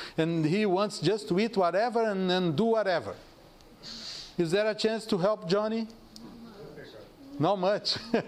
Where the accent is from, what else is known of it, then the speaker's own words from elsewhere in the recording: South Region, Brazil; moved away; I am from South.